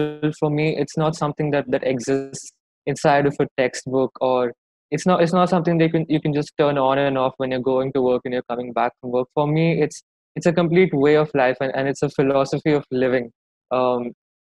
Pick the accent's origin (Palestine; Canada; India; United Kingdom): India; Mumbai, Maharashtra; I'm from Mumbai in India